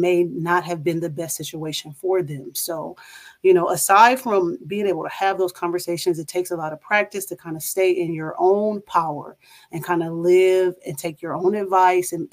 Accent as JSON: {"language": "English", "town": "Toledo", "region": "Ohio", "country": "United States", "moved": "as an adult", "lives_now": "Charlotte, United States", "said": "I am originally from Toledo, Ohio, and I now reside in Charlotte, North Carolina"}